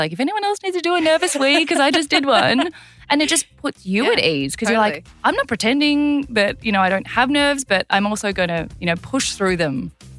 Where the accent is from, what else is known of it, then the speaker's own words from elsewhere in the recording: South Korea; born there; I have kind of an interesting cultural background in that I was born in South Korea and then adopted.